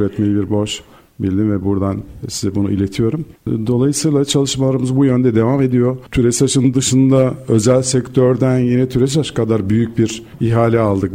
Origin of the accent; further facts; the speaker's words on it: Turkey; bir Türk olarak